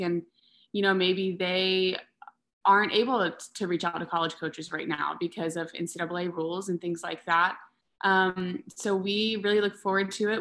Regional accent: Texas, United States; also born or lived in Mississippi; we are in Texas, and I grew up in Texas my entire life

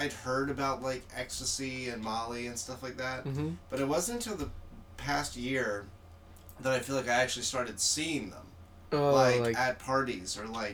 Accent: Florida, United States; I'm from Florida

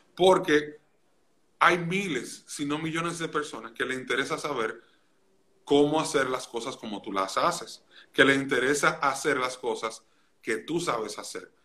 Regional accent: Santiago de los Caballeros, Santiago, Dominican Republic; yo nací y me crié en Santiago de los Caballeros en República Dominicana

